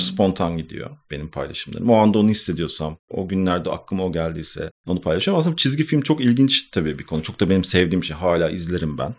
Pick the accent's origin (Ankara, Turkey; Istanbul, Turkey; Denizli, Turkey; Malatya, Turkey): Istanbul, Turkey; Ben İstanbul doğumluyum zaten. İstanbul'da hep yaşadım. İstanbul Etiler'de geçti benim çocukluğum.